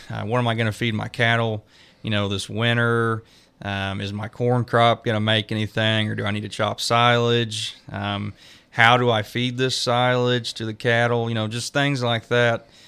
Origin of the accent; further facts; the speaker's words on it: Creighton, Missouri, United States; moved away as an adult; also born or lived in Stillwater, Oklahoma; now in Nevada, Missouri, United States; I grew up around Creighton, Missouri, uh, in Cass County